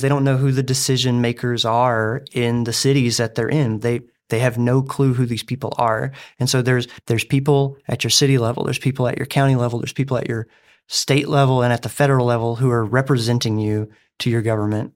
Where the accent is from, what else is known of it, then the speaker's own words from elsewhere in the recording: Alabama, United States; moved away as an adult; now in Dover, United States; me growing up in Alabama